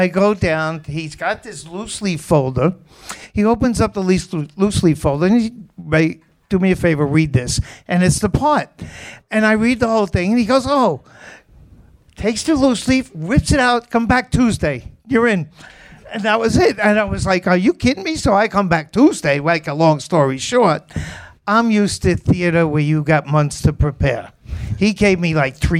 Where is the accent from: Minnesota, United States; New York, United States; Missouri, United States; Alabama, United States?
New York, United States; New York City; accent: Queens accent; I grew up in Queens